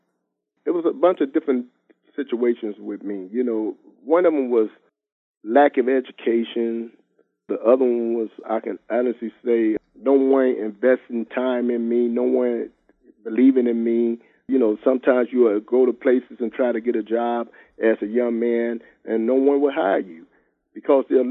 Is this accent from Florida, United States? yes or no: no; San Francisco, California, United States; also born or lived in St. Louis, Missouri / Los Angeles; I was raised in San Francisco all my life. That's all I know is San Francisco